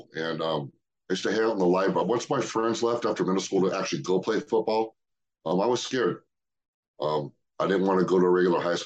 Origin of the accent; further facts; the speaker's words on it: Cerritos, California, United States; I grew up in Cerritos